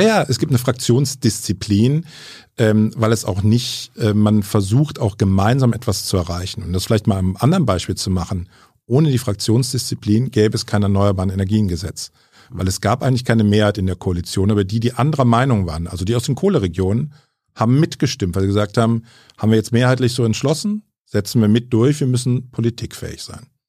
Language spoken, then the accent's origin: German; Bonn, North Rhine-Westphalia, Germany; also born or lived in Franconia; Gebürtiger Franke, aber in Bonn aufgewachsen